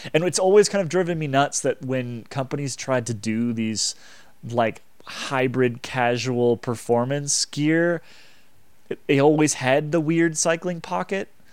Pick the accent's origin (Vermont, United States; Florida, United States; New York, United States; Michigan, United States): Vermont, United States; I grew up in Vermont, which is a, just so cold and so miserable all the time